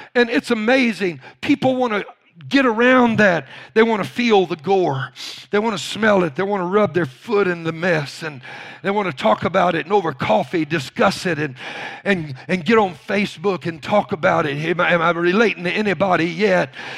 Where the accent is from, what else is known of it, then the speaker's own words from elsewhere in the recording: Louisiana, United States; I was raised in Louisiana.